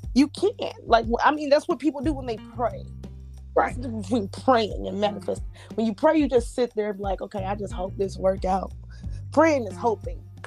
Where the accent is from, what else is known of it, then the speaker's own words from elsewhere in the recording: Las Vegas, Nevada, United States; moved away as an adult; now in Houston, United States; I love my hometown, but I just feel like Vegas don't have nothing for me